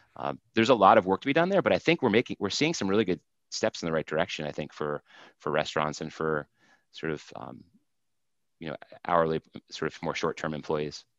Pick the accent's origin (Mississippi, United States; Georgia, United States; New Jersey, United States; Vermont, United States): Vermont, United States; I grew up in Vermont, and so worked in a bunch of places.